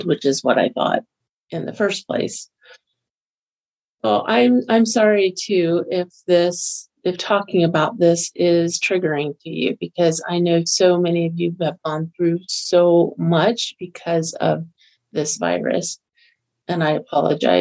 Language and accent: English; Florida, United States; moved away as an adult; also born or lived in Texas / Kentucky; now in Utah, United States; I grew up in Florida, lived there for 36 years